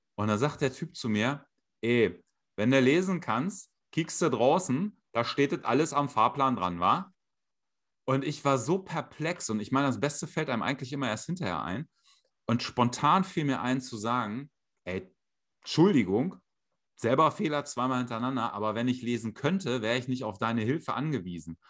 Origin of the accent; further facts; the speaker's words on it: Hanover, Lower Saxony, Germany; ich komme ja aus Hannover